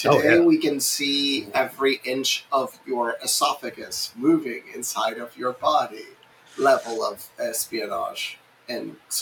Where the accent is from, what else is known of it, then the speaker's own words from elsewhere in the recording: Puerto Rico; I mean, I grew up in Puerto Rico